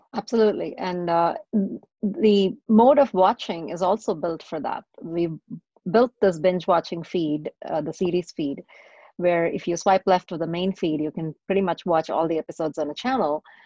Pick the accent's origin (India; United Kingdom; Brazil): India; Chennai, Tamil Nadu; moved away as an adult; also born or lived in Texas, United States; now in United States; I was born and raised in India. And for the better part of my teenage years and, and stuff, I grew up in South India in a city that it's now called Chennai